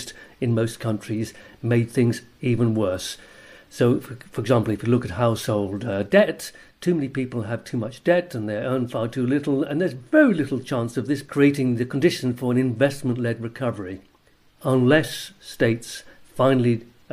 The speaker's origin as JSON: {"language": "English", "country": "Jersey", "said": "I'm from Jersey in the Channel Islands"}